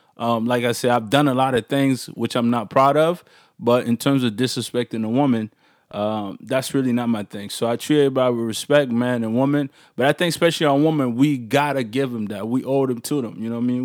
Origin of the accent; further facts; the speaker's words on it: Maryland, United States; now in Toronto, Canada; I grew up in Maryland